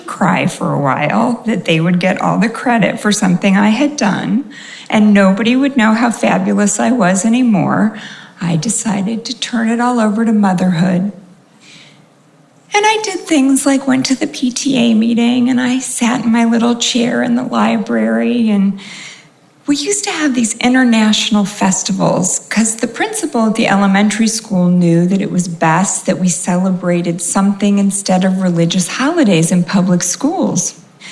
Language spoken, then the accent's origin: English; California, United States; also born or lived in New York; I grew up in California, and we really cared about community